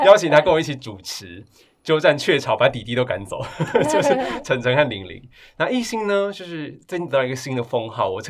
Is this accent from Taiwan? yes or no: yes; Taoyuan, Taiwan; also born or lived in Zhongli / Taipei; 像我，比比如说我的身世是出生在中立，但是前青春期在桃园就过了几年，然后那是我最快乐的时光。那后青春期我其实花了十几年在台北，然后台北也很重要